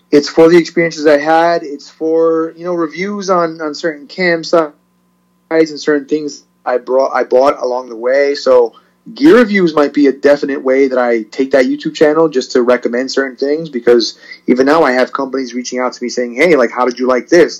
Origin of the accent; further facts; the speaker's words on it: Perth Amboy, New Jersey, United States; also born or lived in Puerto Rico; I was born in Puerto Rico actually, and then came here when I was three or four, and pretty much raised as a Perth Amboy uh, resident